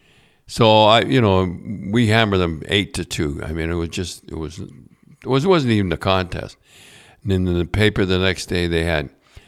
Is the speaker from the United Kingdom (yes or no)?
no; Canada; born there; Now, I was born in Canada.